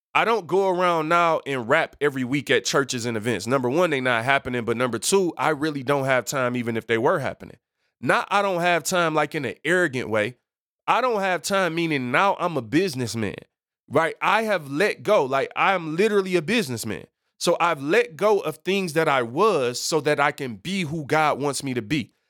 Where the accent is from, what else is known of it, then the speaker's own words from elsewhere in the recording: Detroit, Michigan, United States; I am from Seven Mile, people. Detroit, born and raised